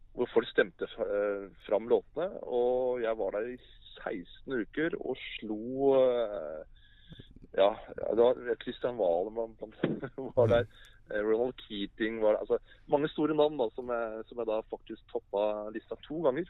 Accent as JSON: {"language": "Norwegian", "region": "Oslo", "country": "Norway", "tie": "born or raised there", "said": "jeg er født og oppvokst i Oslo"}